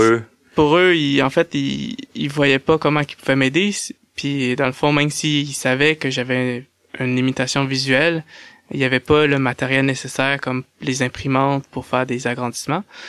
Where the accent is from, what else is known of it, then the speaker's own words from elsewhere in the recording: Saint-Georges, Quebec, Canada; je suis né à Saint-Georges-de-Beauce, au Québec